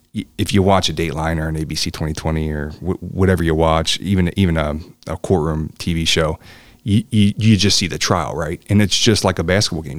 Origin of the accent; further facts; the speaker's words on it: Newport, Kentucky, United States; I grew up in, in, in Newport. I grew up in Campbell County